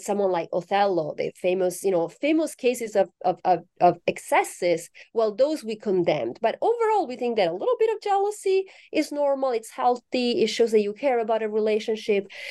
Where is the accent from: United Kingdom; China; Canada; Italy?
Italy; moved away as an adult; now in United States; I'm originally from Italy, um, so I correspond to the stereotype of the passionate Italian